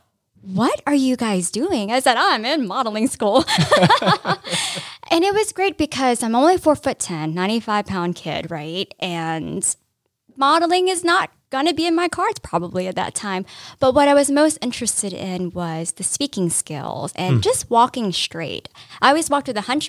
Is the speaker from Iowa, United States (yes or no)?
no; Raleigh, North Carolina, United States; also born or lived in Vietnam / Philippines; we grew up here in Brentwood. And we slept on floors before I could even get a crib. And we ended up living in this trailer park called Riverwalk up on Buffalo Road